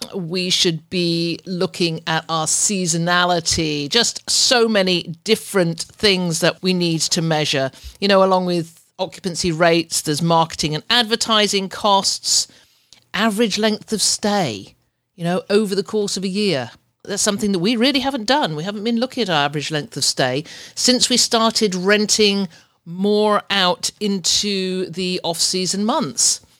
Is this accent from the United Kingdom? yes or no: yes; England, United Kingdom; moved away as an adult; now in Ontario, Canada; I'm I'm from UK, but that's where I'm living